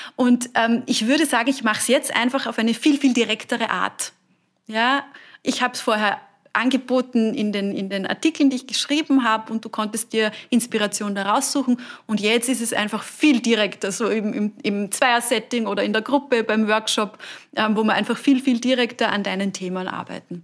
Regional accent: Burgenland, Austria; moved away; ich komme aus dem Burgenland ursprünglich, bei uns

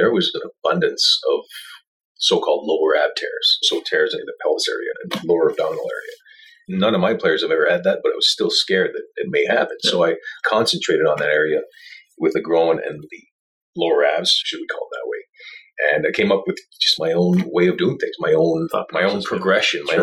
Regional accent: Montreal, Quebec, Canada; also born or lived in Tampa; I go back to Montreal. I'm from Montreal

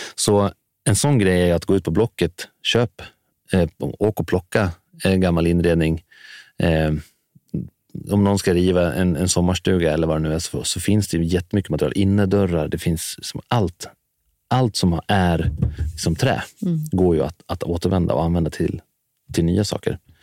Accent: Dalarna County, Sweden; now in Stockholm, Sweden; jag kommer från Dalarna så har jag alltid haft stora, en stor gård att springa runt på

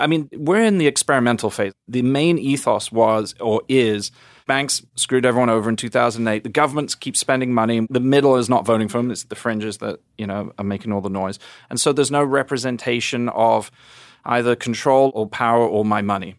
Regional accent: England, United Kingdom; now in United States; being an English guy

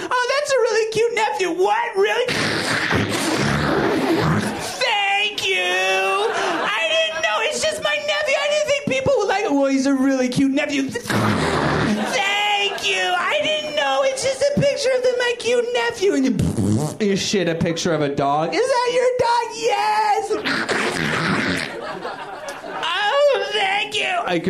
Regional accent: Brooklyn, New York, United States; born there; Like, I was born in Brooklyn.

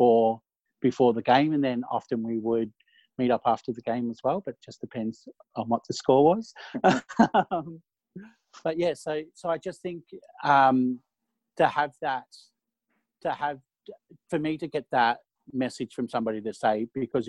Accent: Bendigo, Victoria, Australia; I grew up in Bendigo, and it's all Carlton recruiting area back in the day

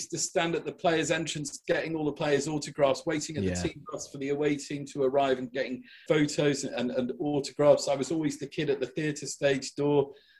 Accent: North Shropshire, West Midlands, United Kingdom; growing up in North Shropshire, the nearest town was 5 miles away. You know, the nearest town. I live in I lived in a village where I was related to more than half of the population.

